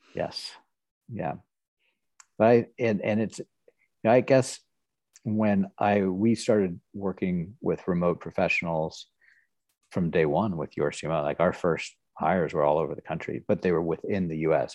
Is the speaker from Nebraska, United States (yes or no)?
yes; Nebraska, United States; moved away as an adult; also born or lived in Houston, Texas / Tulsa, Oklahoma / Kansas City; I grew up in Nebraska for the most part.